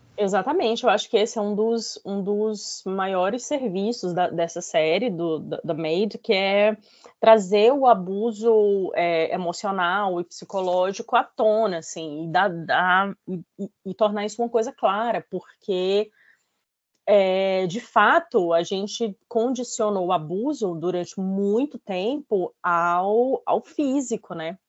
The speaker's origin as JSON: {"language": "Portuguese", "town": "Fortaleza", "region": "Ceará", "country": "Brazil", "tie": "born or raised there", "also_born_or_lived": "Lisbon", "moved": "as an adult", "lives_now": "London, United Kingdom", "said": "eu nasci em Fortaleza, né? É, é, morei a minha vida toda, lá, nasci no Ceará, morei minha vida toda em Fortaleza"}